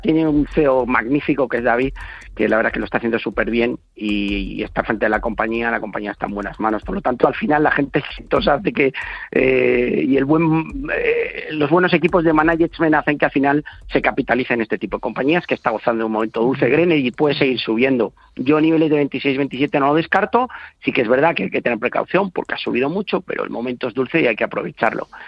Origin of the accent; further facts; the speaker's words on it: Tordesillas, Castile and León, Spain; moved away; de mi pueblo, que siempre lo digo a mucha honra, que es Tordesillas